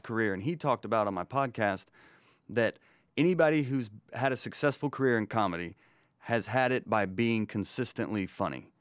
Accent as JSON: {"language": "English", "town": "Rome", "region": "Georgia", "country": "United States", "moved": "yes", "lives_now": "Atlanta, United States", "said": "I'm originally from Rome, Georgia"}